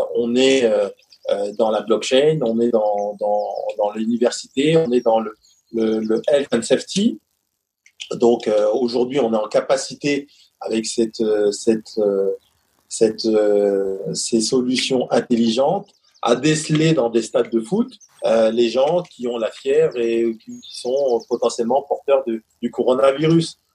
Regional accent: Paris, Île-de-France, France; accent: titi parisien; moved away; also born or lived in Provence; mon accent mon titi parisien et mon accent

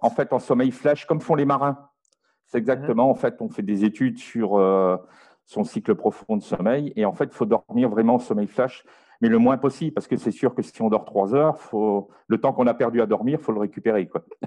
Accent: France; now in Belgium; je suis français, j'habite aujourd'hui en Belgique

